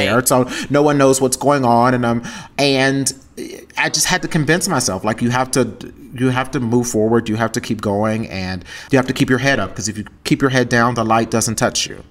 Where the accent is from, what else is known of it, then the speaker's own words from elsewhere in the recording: Texas, United States; growing up in the South in general and being a queer person of color